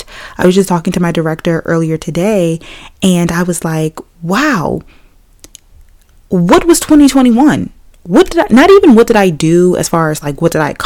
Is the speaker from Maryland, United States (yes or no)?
yes; Maryland, United States; I'm from Maryland